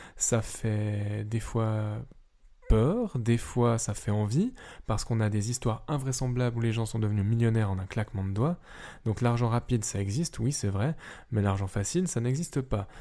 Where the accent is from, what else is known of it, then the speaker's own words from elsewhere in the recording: Switzerland; je suis suisse et que techniquement je ne suis pas européen